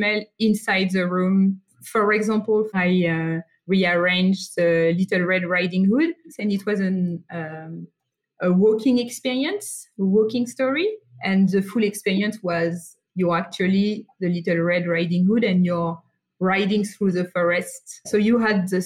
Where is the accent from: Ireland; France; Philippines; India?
France; accent: French; English is a second language; now in Sydney, Australia; So I grew up in France, hence my accent, and I'm currently based in Sydney, Australia.